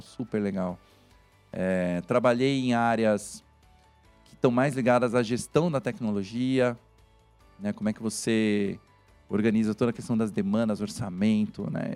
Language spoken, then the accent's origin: Portuguese; Santos, São Paulo, Brazil; moved away as an adult; also born or lived in São Carlos; eu sou de Santos. a né, Baixada Santista